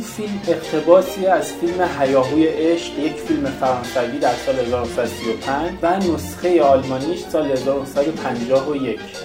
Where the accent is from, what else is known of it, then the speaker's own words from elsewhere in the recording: Iran; ما که ایرانی هستیم